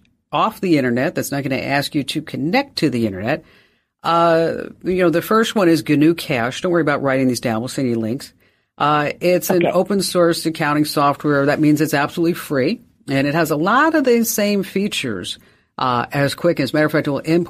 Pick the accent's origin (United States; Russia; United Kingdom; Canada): United States; New Jersey; I'm from New Jersey